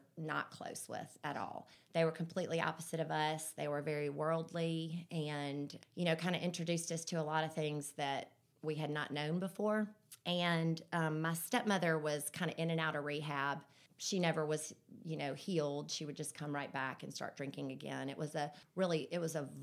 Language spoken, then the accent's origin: English; Birmingham, Alabama, United States; also born or lived in Vestavia Hills, Alabama; I was born right here in Birmingham. I've lived in Vestavia my whole life